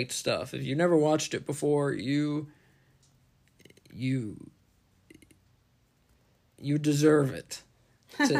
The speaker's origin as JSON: {"language": "English", "region": "North Carolina", "country": "United States", "said": "we're from North Carolina"}